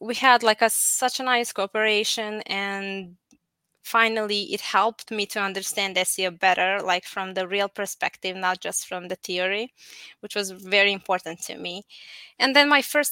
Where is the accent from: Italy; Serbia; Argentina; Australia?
Serbia; Apatin, Vojvodina; moved away as an adult; now in Novi Sad, Serbia; I'm originally from Apatin, which is in Serbia, located somewhere between Croatia and Hungary. So we kind of speak all languages there, and we eat all the food as well. So I grew up there, and I moved to Novi Sad like 15 years ago